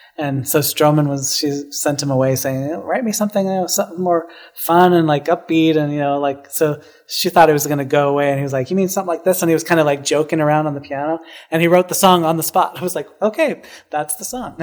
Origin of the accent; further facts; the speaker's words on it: Salt Lake City, Utah, United States; also born or lived in Denver, Colorado; now in New York, United States; I was born in Denver, Colorado, but I grew up in Salt Lake City, so okay. uh, a suburb of Salt Lake City